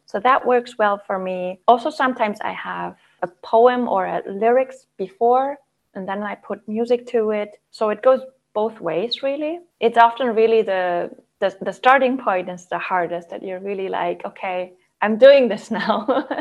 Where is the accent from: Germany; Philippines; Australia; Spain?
Germany; Southern Germany; moved away as an adult; also born or lived in Freiburg, Germany; now in Denmark; I currently live in northern Denmark, but I'm from Germany. I grew up in the south of Germany